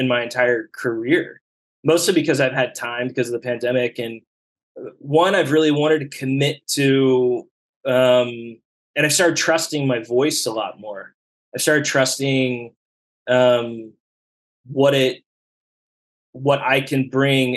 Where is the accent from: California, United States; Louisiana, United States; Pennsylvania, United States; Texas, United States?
Texas, United States; Dallas; moved away as an adult; also born or lived in upstate New York / San Francisco; I grew up in Oak Lawn in Dallas